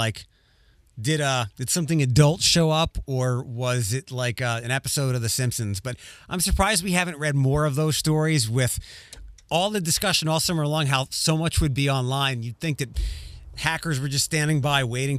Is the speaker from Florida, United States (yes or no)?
no; Philadelphia, Pennsylvania, United States; now in Chicago, United States; I'm originally from Philadelphia and I've moved to a lot of different places, but I've decided to stay here